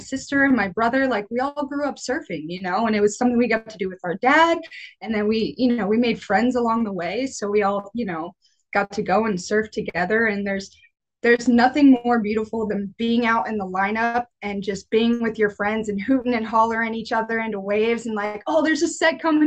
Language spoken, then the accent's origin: English; New Smyrna Beach, Florida, United States; I was born and raised pretty much in New Smyrna Beach, Florida uh, lived here my whole life